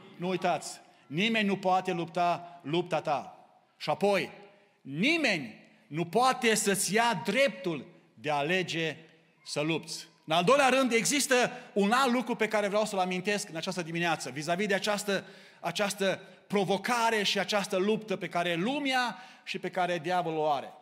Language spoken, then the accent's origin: Romanian; Romania; now in Canada; dacă suntem români, tot rămânem cu costumul nostru național